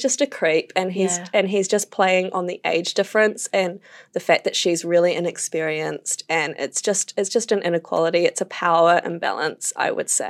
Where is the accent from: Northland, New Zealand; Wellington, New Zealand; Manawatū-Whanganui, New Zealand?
Wellington, New Zealand; moved away; I'm from Wellington